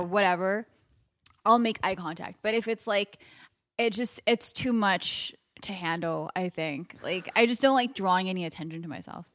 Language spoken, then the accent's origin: English; Los Angeles, California, United States; I'm from L A, born and raised